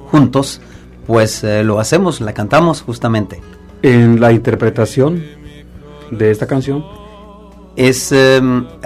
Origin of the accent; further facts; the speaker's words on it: San Salvador, El Salvador; moved away as an adult; now in Montreal, Canada; San Salvador, de la capital.